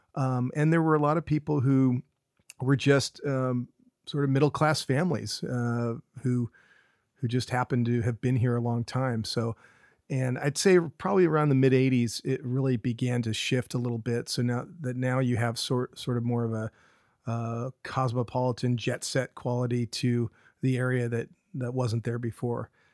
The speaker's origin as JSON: {"language": "English", "town": "Carmel Valley", "region": "California", "country": "United States", "tie": "born or raised there", "said": "I grew up here, uh, on the Monterey Peninsula, uh, specifically in Carmel, Carmel Valley"}